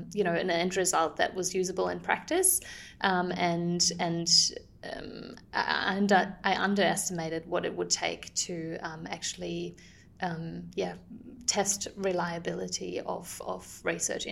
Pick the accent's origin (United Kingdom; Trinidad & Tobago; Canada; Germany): Germany; moved away; I'm originally coming from Germany. That's where I studied